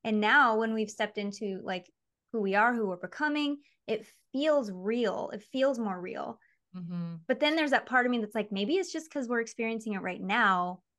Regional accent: Michigan, United States; moved away as an adult; but even like me before I became a mom, and me before I moved to freaking LA when I was 20, growing up in Michigan, it's so far.

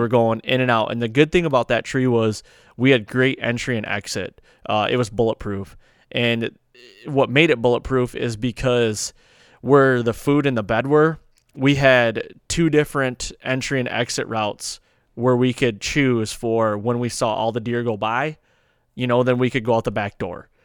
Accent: Michigan, United States; I'm coming from Michigan here.

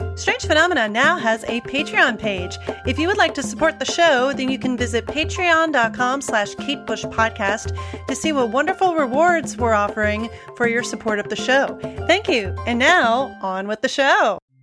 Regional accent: United States; me being an American, obviously you can tell from the way I talk, I'm an American

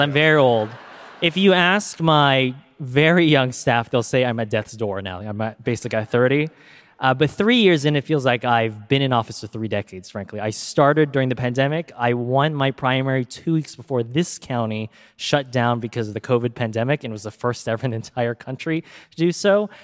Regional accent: Silicon Valley, California, United States; I grew up here in Silicon Valley

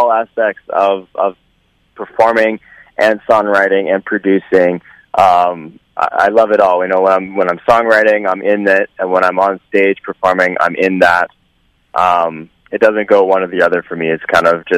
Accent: Vancouver, British Columbia, Canada; my hometown, Vancouver

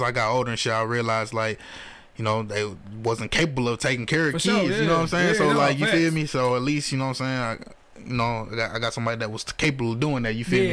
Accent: Detroit, Michigan, United States; I'm from the Troy East Side, East Jefferson

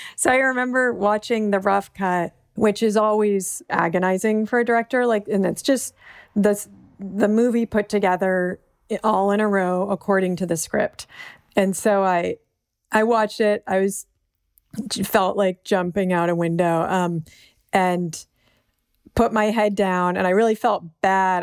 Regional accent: Berkeley, California, United States; growing up in Berkeley

